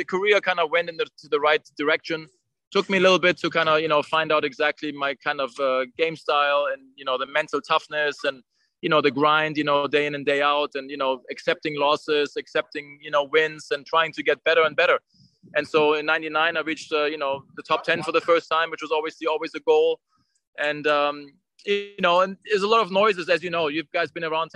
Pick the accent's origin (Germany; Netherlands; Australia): Germany; for a German player growing up in Germany.